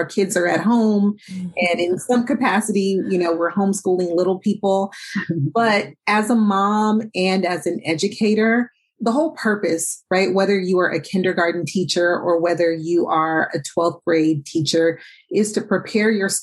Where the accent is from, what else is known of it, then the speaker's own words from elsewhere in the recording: Oakland, California, United States; I grew up here in Oakland